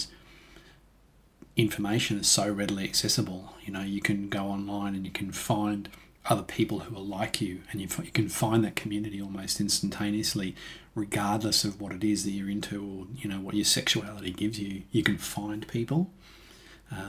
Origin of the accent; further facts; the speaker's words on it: Toowoomba, Queensland, Australia; I was just me, a kid growing up in Toowoomba